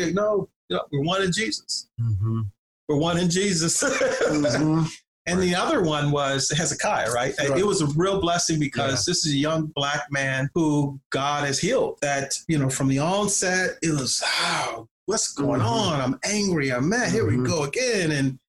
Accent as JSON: {"language": "English", "town": "Compton", "region": "California", "country": "United States", "tie": "born or raised there", "also_born_or_lived": "New Jersey", "said": "I began to reflect on incidents in my own life growing up in Compton and in New Jersey"}